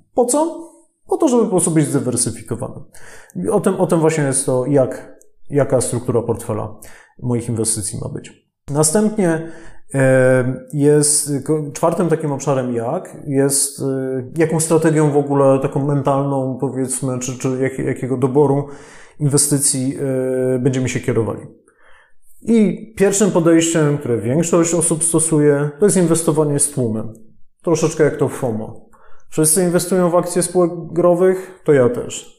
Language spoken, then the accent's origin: Polish; Silesian Voivodeship, Poland; sam jestem ze Śląska